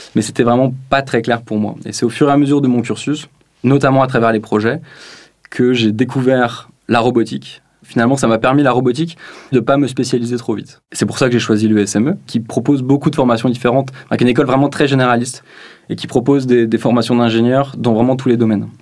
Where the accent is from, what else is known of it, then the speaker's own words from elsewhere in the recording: Lausanne, Vaud, Switzerland; je viens de Lausanne, en Suisse